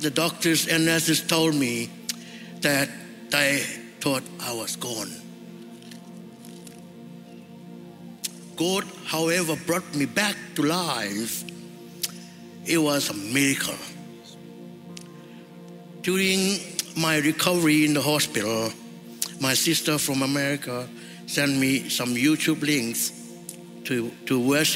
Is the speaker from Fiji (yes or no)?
yes; Fiji; moved away as an adult; now in Brisbane, Australia; was born in Fiji and lived in a village. I grew up with my parents, my three sisters.